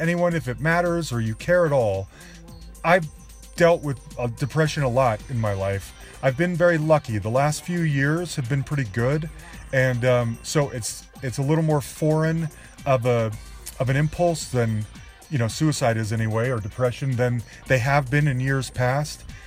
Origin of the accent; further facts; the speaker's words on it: Salt Lake City, Utah, United States; moved away; both of us growing up in Salt Lake City at the same time